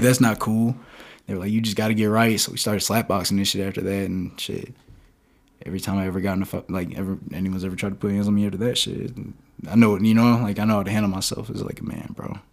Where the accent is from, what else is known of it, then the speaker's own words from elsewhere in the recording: Perry, Georgia, United States; moved away; also born or lived in Palm Coast, Florida; I'm from Perry, Georgia. I was born in Re, I was born in Palm Coast, Florida, and then I moved to Perry, Georgia.